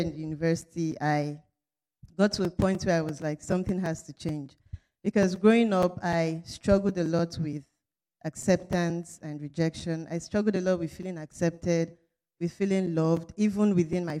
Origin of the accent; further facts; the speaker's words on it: Nigeria; moved away as an adult; now in Potsdam, United States; I'm in the Department of Chemical Engineering, and I'm from Nigeria